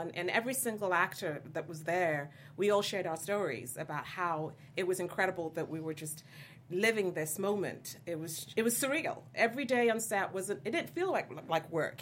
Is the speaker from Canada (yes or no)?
no; Nigeria; as a Nigerian